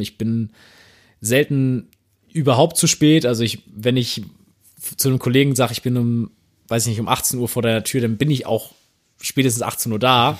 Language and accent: German; Northern Germany, Germany; Also als Norddeutscher